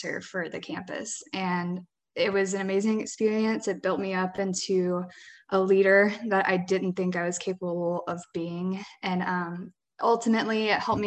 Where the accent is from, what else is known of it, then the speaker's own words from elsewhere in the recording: Ocean Springs, Mississippi, United States; I grew up in Ocean Springs, Mississippi.